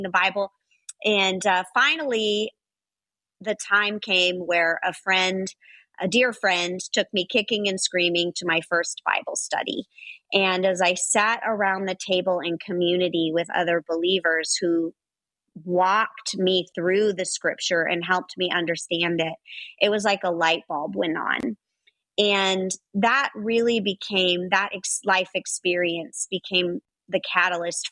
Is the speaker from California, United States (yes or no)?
yes; Los Angeles, California, United States; I grew up in Los Angeles